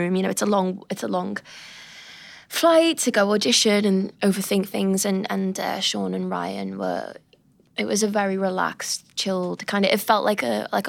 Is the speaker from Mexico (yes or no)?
no; United Kingdom; I'm British